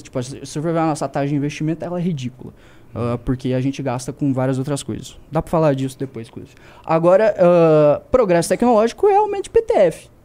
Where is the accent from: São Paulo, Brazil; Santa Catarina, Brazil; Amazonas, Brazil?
Santa Catarina, Brazil; sou lá de Santa Catarina